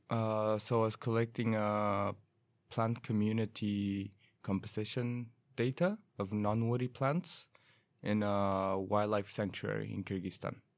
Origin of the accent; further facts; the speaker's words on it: Chile; now in Umeå, Sweden; I'm from Chile